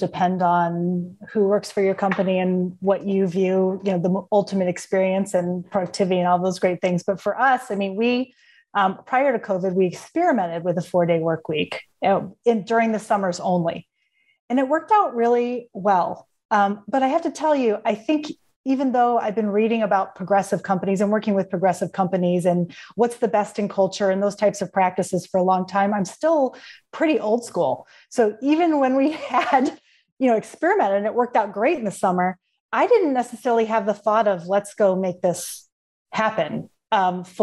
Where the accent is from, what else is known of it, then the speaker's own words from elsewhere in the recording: Cleveland, Ohio, United States; now in Washington, D.C., United States; I'm from Cleveland